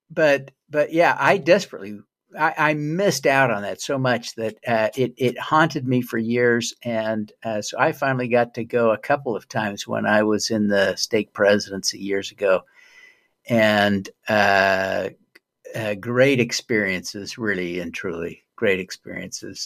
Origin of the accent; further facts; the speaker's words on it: Utah, United States; I was raised in Utah